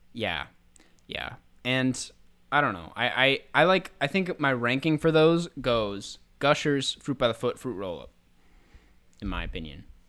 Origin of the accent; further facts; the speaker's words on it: Minnesota, United States; my home state